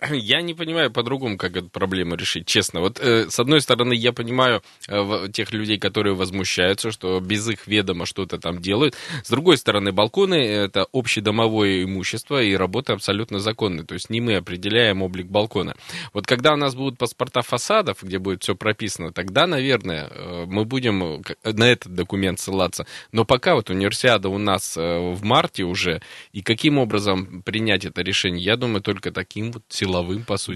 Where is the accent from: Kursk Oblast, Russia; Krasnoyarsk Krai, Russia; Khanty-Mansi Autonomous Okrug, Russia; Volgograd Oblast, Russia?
Krasnoyarsk Krai, Russia; Krasnoyarsk; я как красноярец